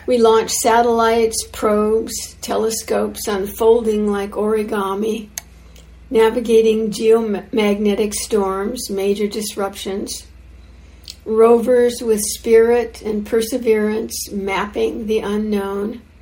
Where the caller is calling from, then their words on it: Santa Barbara, California, United States; So, um, as you can see … I'm uh, I'm joining from Santa Barbara, California, just quite a ways south of uh, IMC